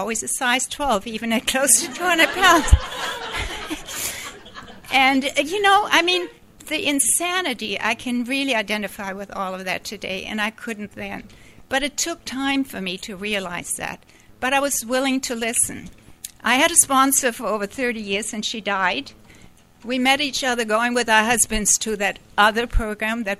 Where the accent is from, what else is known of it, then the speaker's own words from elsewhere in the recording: Hamburg, Germany; moved away as an adult; also born or lived in Canada; I grew up in Germany, in Hamburg